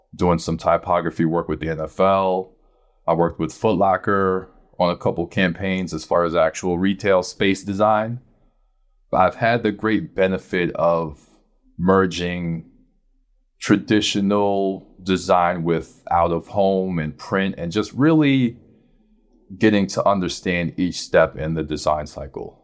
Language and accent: English; New York City, New York, United States; I'm from Brooklyn